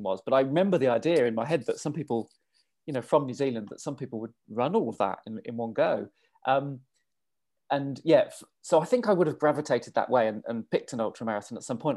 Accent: England, United Kingdom; also born or lived in London / Australia; I'm English.

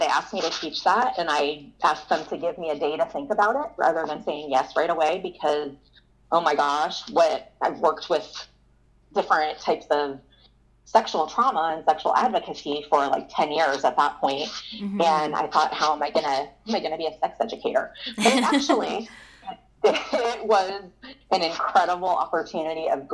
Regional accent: Florida, United States; I'm from Florida. I've been here my whole entire life

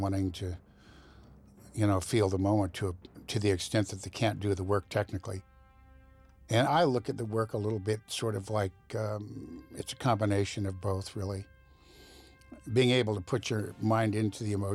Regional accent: Van Nuys, California, United States; I'm from the left coast. I was born in Van Nuys, California

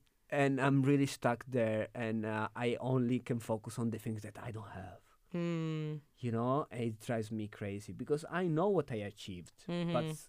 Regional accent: Italy; now in Berlin, Germany; I'm from Italy.

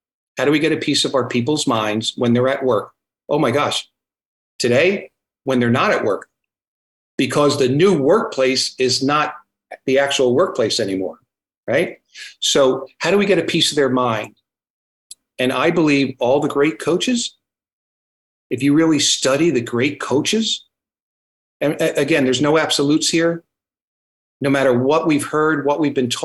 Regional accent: New Jersey, United States; now in Virginia, United States; I'm from New Jersey, so that's why when I get excited, I talk fast

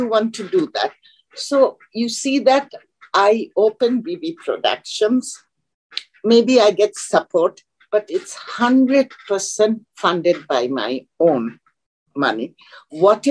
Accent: Bangladesh; moved away as an adult; also born or lived in Chittagong, Bangladesh / Italy; I grew up in Bangladesh, my childhood

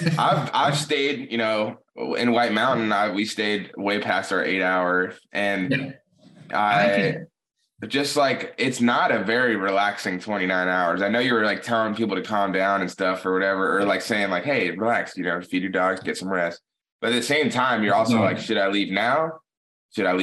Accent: Atlanta, Georgia, United States; I'm just from Atlanta

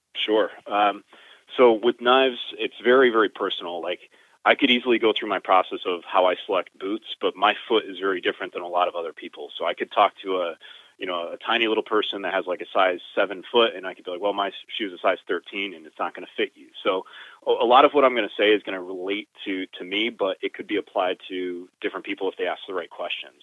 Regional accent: Connecticut, United States; I'm from New England. I'm from Connecticut. I born and raised here

